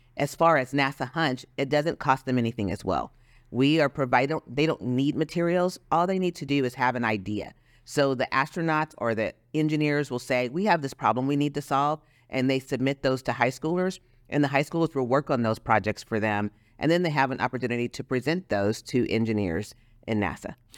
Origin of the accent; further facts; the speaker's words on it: Los Angeles, California, United States; now in Texas, United States; growing up in Los Angeles, we had something called Lance, the Los Angeles Mentor Program